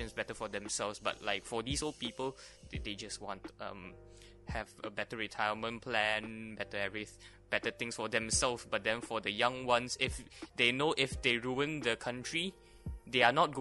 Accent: Malaysia; I am proud to be a Malaysian.

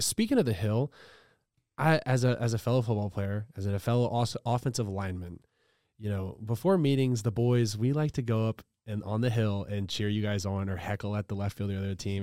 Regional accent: Louisiana, United States; moved away; I'm from Louisiana, so I'm a big L S U guy

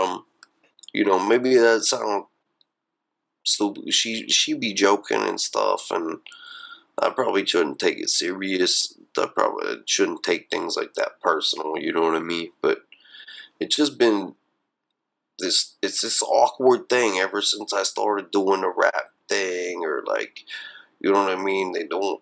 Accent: Blairsville, Pennsylvania, United States; moved away; also born or lived in Philadelphia / Brooklyn; my hometown of Blairsville.

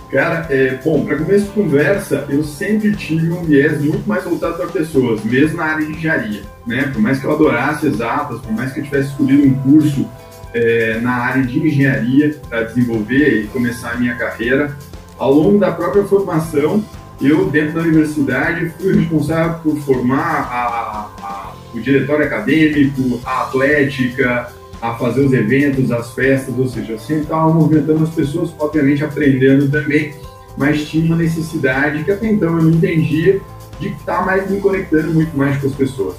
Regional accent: Ribeirão Preto, São Paulo, Brazil; now in Recife, Brazil; Eu sou do interior do estado de São Paulo, como comentei com vocês, é uma cidade quase mineira, que é Ribeirão Preto

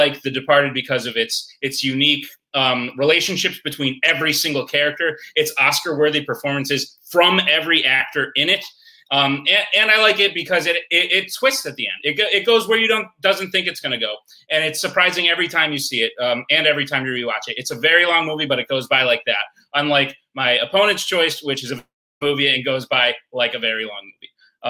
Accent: Massachusetts, United States; You're looking at a guy from Massachusetts, but that doesn't matter that I'm from Massachusetts.

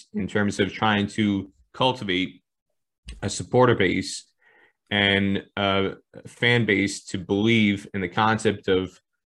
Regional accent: United States; as somebody who grew up, born and raised in America

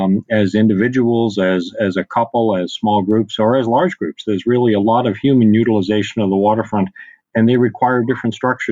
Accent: Boston, Massachusetts, United States; I grew up in Boston

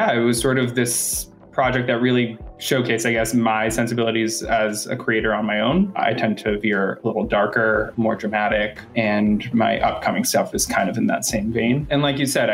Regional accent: Boston, Massachusetts, United States; moved away as an adult; now in Los Angeles, United States; Originally, I'm from Boston, but I've lived in LA for almost 6 years

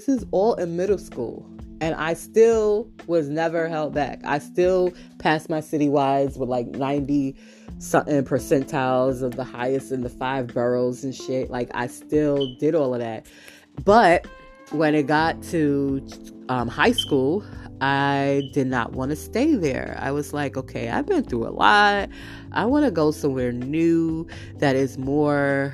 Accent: New York City, New York, United States; also born or lived in Brooklyn; I'm traveling from Harlem at this time. Remember, I shifted. I'm no longer in Brooklyn. I moved households

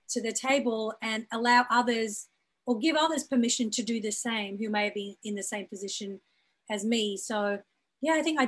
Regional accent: Brisbane, Queensland, Australia; moved away as an adult; also born or lived in Birmingham, United Kingdom; now in Los Angeles, United States; my identity as a South Asian woman who was born in Birmingham in the UK, raised in Australia, living in Los Angeles, my parents are from East Africa.

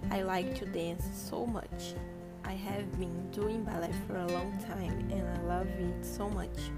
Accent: Coronel Fabriciano, Minas Gerais, Brazil; 17 years old. I was born and live in Coronel Fabriciano. I live in my house with my mom, my father, and my only sister.

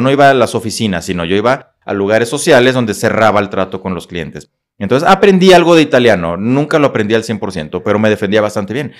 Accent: Saltillo, Coahuila, Mexico; moved away as an adult; also born or lived in Monclova, Coahuila / Monterrey / Torreón; now in Querétaro, Mexico; Vengo de Monclova, Coahuila, una pequeña ciudad de Coahuila, precisamente, Monclova. Ahí crecí hasta la primaria completamente. Después ya me paso a Saltillo, que generalmente la gente dice es que es de Saltillo. Sí, porque ahí estuve la mayor parte de mi vida

